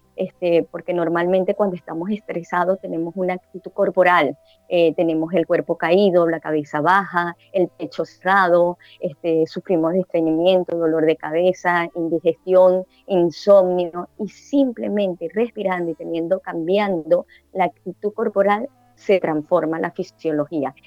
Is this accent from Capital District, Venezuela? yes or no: yes; Caracas, Capital District, Venezuela; now in Panama City, Panama; Yo soy de ciudad de Caracas